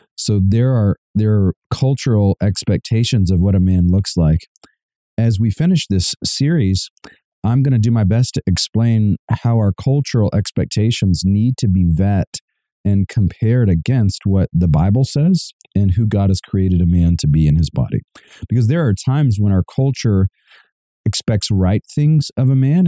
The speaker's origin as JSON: {"language": "English", "town": "Savannah", "region": "Georgia", "country": "United States", "said": "I come from Georgia. My wife and I are actually from Savannah, Georgia"}